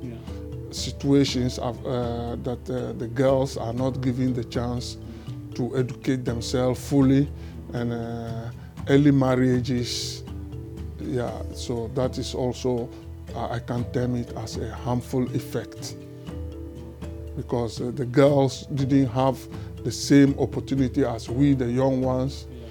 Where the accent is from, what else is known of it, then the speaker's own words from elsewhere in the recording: Volta, Ghana; moved away as an adult; also born or lived in Togo; now in Netherlands; I was born in Togo and then uh, grew up in Ghana, uh, the, the, the, part of Ghana known as the Volta region. That is where I grew up.